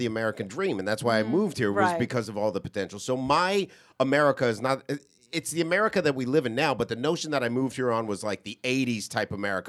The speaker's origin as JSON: {"language": "English", "country": "Montserrat", "tie": "born or raised there", "said": "I'm with Celeste. Where I was raised in Montserrat, this is what I was taught."}